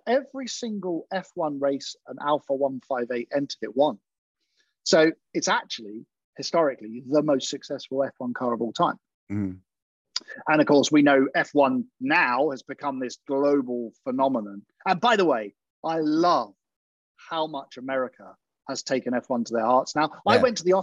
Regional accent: United Kingdom; a British boy that grew up being such a fan of Lotus

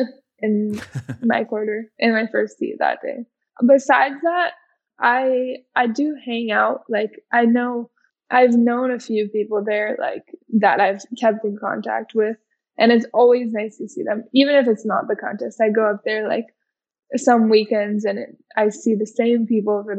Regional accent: Hawaii, United States; I grew up in Hawaii

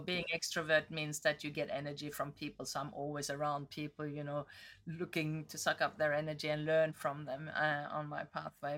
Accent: Northern Norway, Norway; moved away; I grew up in Norway. I was born in the, v, near the Arctic Circle

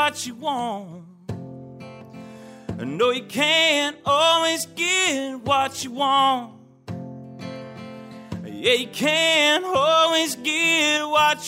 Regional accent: Southern Indiana, United States; growing up in Southern Indiana

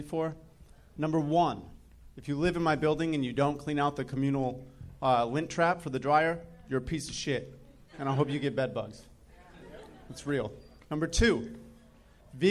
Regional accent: Michigan, United States; now in Los Angeles, United States; I'm from Michigan.

